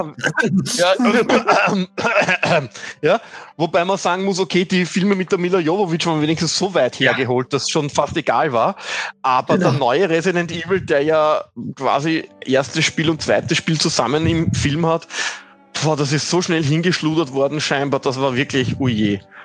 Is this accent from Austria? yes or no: yes; Austria; bei uns in Österreich